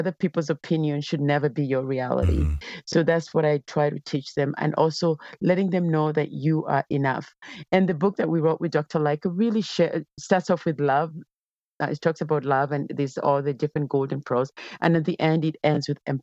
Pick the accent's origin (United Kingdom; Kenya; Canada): Kenya; I grew up in Kenya